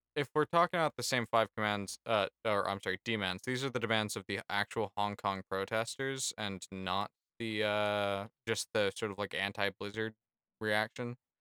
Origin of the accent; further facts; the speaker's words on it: United States; as an American